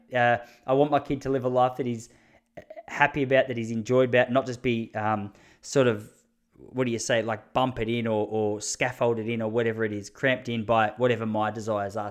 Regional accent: Australia; as an Aussie, I just I liked how much shit he was giving us about our accent

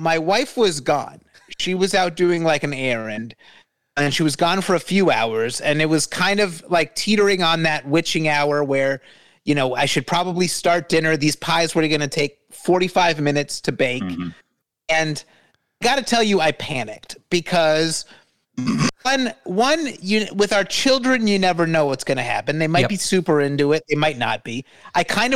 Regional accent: United States; As an American

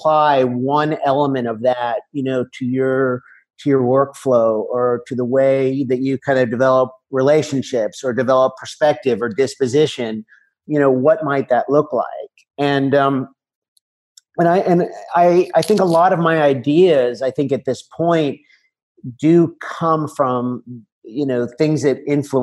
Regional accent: United States; moved away as an adult; now in La Seu d'Urgell, Spain; as an American visitor in the Olympic Village

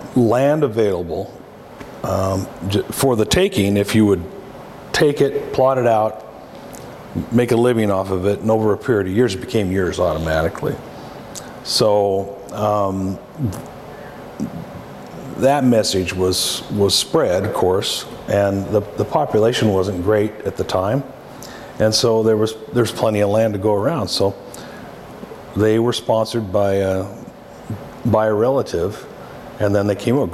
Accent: Walla Walla, Washington, United States; It was a typical growing up in an Italian family. It was just like growing up in Italy, except you were here

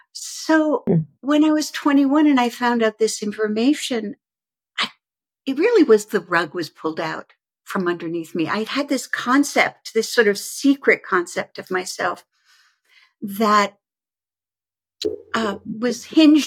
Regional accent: United States; also born or lived in Stockholm, Sweden / Malmö, Sweden; So I was born in Sweden, in Stockholm, Sweden, and then I was placed into a foster home down at the southern tip of Sweden in Malmö. And when I was 3 and a half, so I was there for about 3 years. When I was 3 and a half, an American professor came, a young, beautiful woman, and she adopted me. And we moved to America

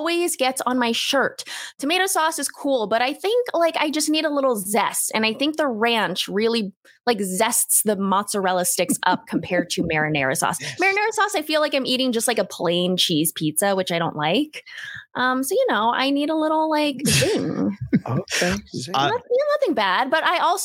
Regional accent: Las Vegas, Nevada, United States; I'm like born and raised in Las Vegas

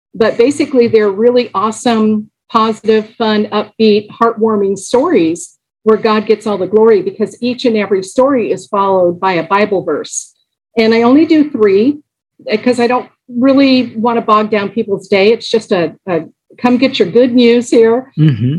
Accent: Los Angeles, California, United States; I grew up in Los Angeles

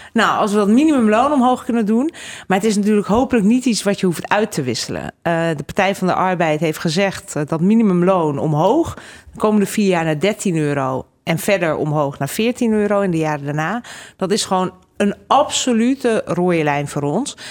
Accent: Utrecht, Netherlands; also born or lived in Hungary / Groningen / Brussels; en toen ik één was naar Nederland gekomen, in Utrecht opgegroeid

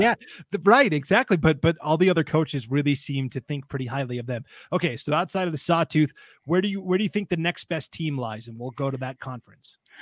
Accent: Montana, United States; I was growing up in Montana for a couple of seasons

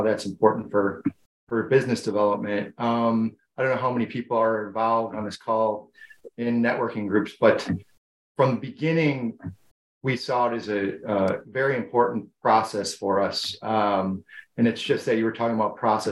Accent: Buffalo, New York, United States; I'm from Buffalo, New York

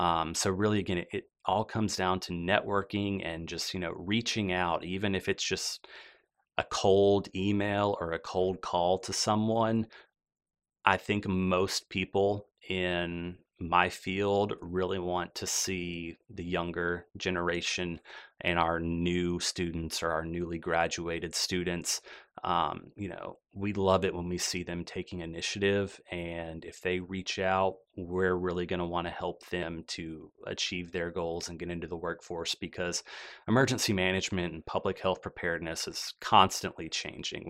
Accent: Birmingham, Alabama, United States; also born or lived in Meridian, Mississippi; I grew up here in the Birmingham area

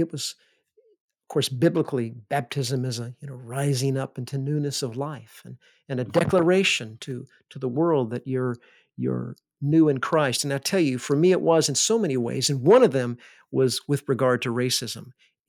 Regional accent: the South, United States; because I grew up in the South.

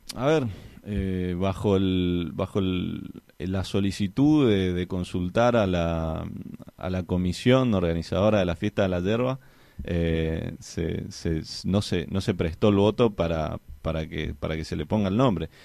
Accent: Argentina

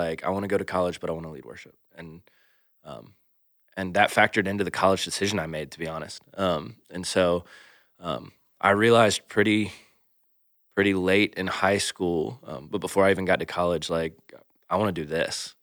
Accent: Atlanta, Georgia, United States; moved away as an adult; also born or lived in Macon, Georgia; now in Iowa, United States; we both grew up, uh, born and raised in Atlanta, Georgia

